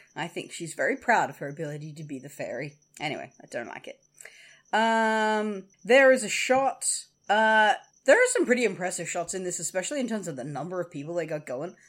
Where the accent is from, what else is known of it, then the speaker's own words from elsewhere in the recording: Australia; we're Australian